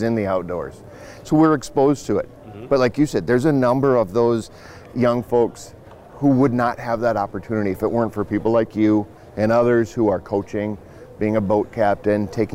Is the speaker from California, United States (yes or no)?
no; Fargo, North Dakota, United States; my hometown in Fargo, in West Fargo